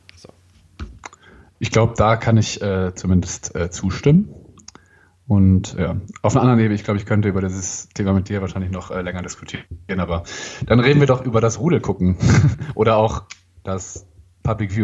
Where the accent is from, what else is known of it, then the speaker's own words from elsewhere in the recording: Germany; wir sind Deutsche